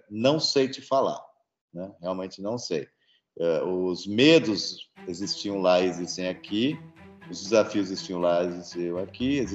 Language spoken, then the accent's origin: Portuguese; Italy; mas na Itália, em particular, e eu sou italiano